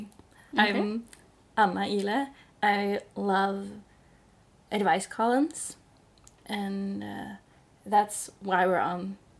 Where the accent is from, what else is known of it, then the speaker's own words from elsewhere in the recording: Stavanger, Rogaland, Norway; Which is my hometown